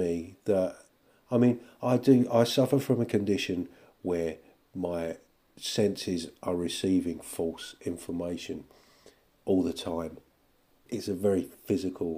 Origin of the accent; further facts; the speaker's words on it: United Kingdom; being British